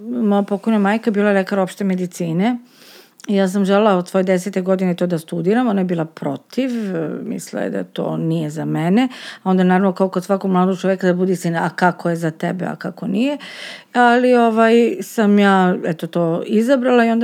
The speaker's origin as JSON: {"language": "Croatian", "country": "Serbia", "said": "kod nas u Srbiji ne postoje protokoli"}